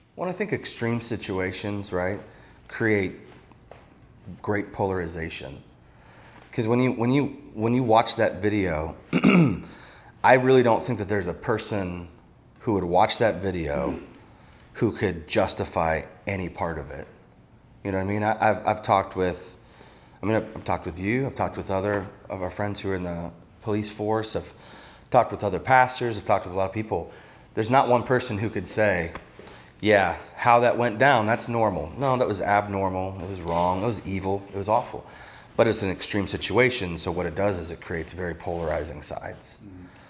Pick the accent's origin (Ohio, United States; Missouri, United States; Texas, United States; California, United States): Ohio, United States; I grew up in Ohio.